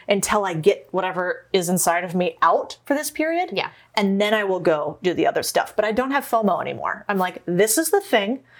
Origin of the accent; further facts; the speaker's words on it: Arizona, United States; I grew up in Arizona